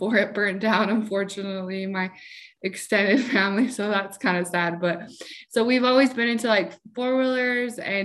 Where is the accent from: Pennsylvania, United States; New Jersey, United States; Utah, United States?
Utah, United States; Salt Lake City; I'm from Salt Lake City, Utah